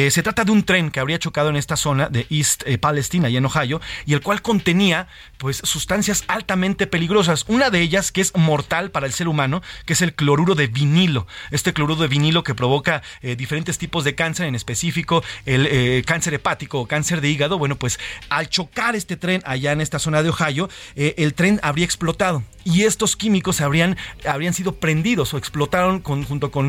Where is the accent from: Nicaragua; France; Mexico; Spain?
Mexico; unirnos, amarnos más como mexicanos y como hermanos